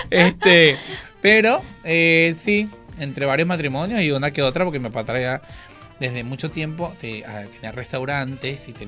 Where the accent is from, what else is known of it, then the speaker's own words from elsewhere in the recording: Maracay, Aragua, Venezuela; moved away as an adult; also born or lived in Uruguay; now in Argentina; en Maracay, Estado de Aragua, en Venezuela.